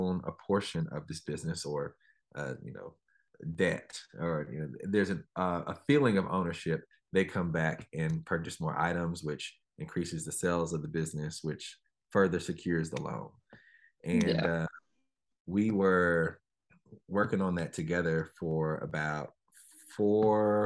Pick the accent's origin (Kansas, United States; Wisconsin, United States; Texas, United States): Texas, United States; Dallas; now in Oakland, United States; I grew up in Dallas, kind of on the southern sector of Dallas